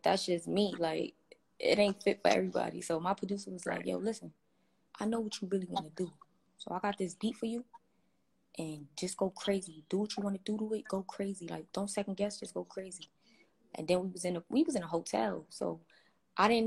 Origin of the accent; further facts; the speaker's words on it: New York City, New York, United States; Growing up in Brooklyn, you know, it's corrupted, but I mean, I've been living there all my life now